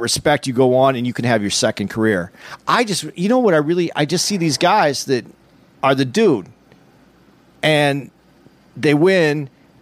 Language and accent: English; Arizona, United States; I'm from Arizona